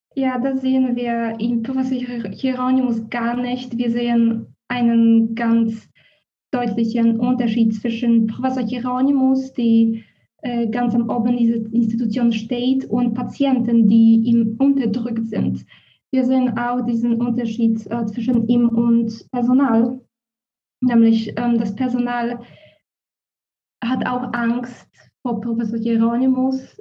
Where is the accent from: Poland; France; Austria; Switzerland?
Poland; German is a second language; moved away as an adult; also born or lived in Warsaw; now in Berlin, Germany; Ich komme aus Polen und habe in Warschau angewandte Linguistik mit Schwerpunkt Deutsch und Schwedisch studiert.